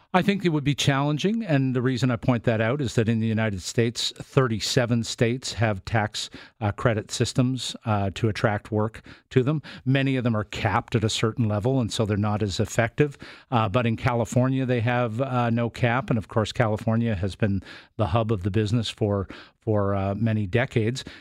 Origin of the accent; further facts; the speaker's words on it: Canada; I fill out forms every time I work on a set that say I'm Canadian